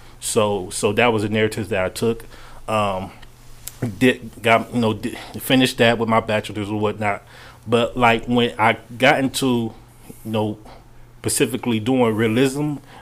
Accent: Cleveland, Ohio, United States; we was raised up in Cleveland, but we always went to Akron, Ohio

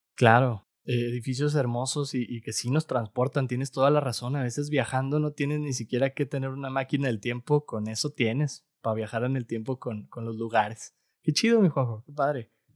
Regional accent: Mexico; Como mexicano

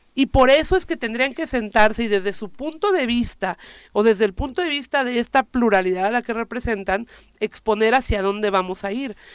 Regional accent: Morelos, Mexico; yo vengo de Morelos

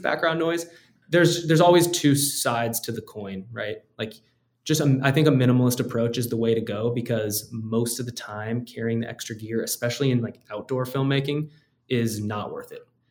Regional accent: United States

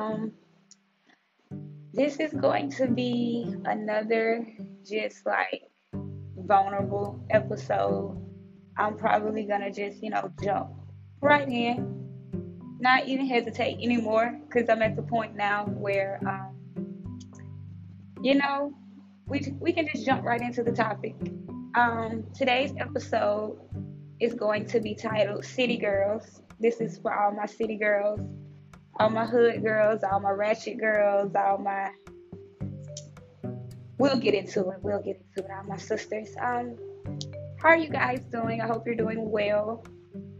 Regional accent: Miami, Florida, United States; moved away; also born or lived in Tampa Bay, Florida; I grew up in Miami and Tampa Bay for a short period of my time, for a short period of my life

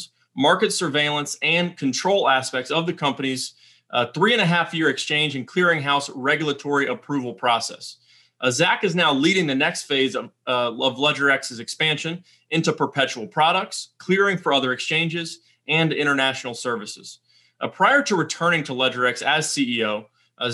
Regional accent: Chapel Hill, North Carolina, United States; I grew up in Chapel Hill

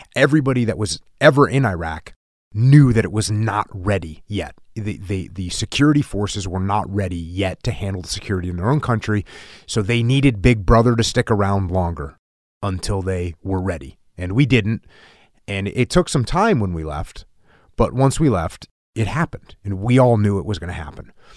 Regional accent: United States; as an American servicemen that served overseas

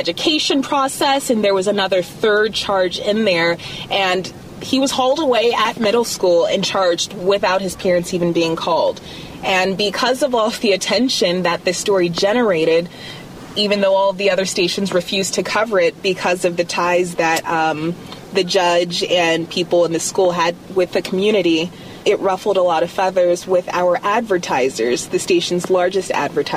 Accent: Alaska, United States; moved away as an adult; I'm definitely from Alaska. I grew up there, elementary, middle, and high school, and moved away for college and only moved back

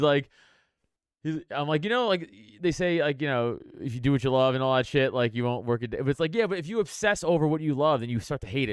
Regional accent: New York City, New York, United States; moved away; also born or lived in Brooklyn / West Hollywood; I grew up in South South Shore, Staten Island

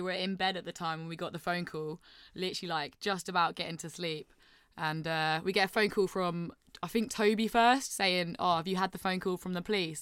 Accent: St Neots, East of England, United Kingdom; I'm from a place called Saint Neots

